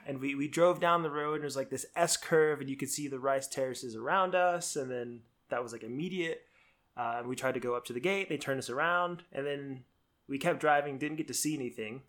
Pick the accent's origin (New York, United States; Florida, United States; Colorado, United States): Florida, United States; South; moved away; I grew up in South Florida